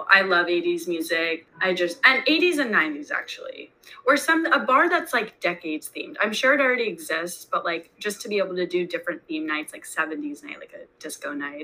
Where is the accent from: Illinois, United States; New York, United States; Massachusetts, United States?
New York, United States; Great Neck; now in New York City, United States; I grew up in Great Neck.